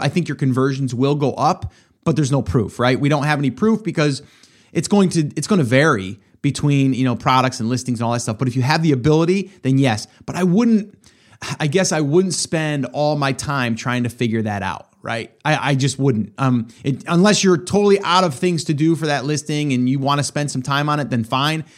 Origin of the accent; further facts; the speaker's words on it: upstate New York, United States; moved away as an adult; now in South Carolina, United States; I'm upstate New York. I was. I'm in South Carolina now. Loving it, by the way. But uh, love New York too. Grew up there for over 40 years.